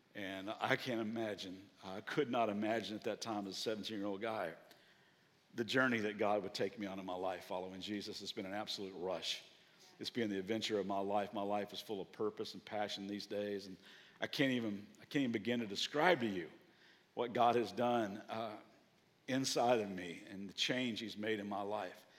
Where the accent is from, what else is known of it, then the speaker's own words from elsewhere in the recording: Kentucky, United States; now in Southern California, United States; I'm from Kentucky